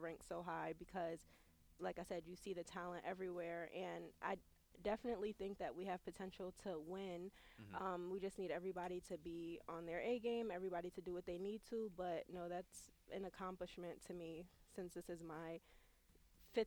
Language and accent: English; New Haven, Connecticut, United States; I'm from New Haven, Connecticut, which is only an hour